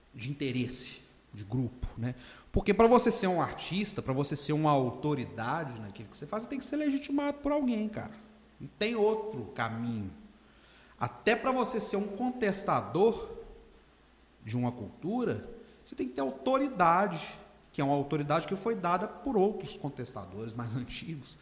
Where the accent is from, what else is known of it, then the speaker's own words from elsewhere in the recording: Governador Valadares, Minas Gerais, Brazil; Eu cresci ali no Nova JK, Pérola, Santa Rita, Vila Ricas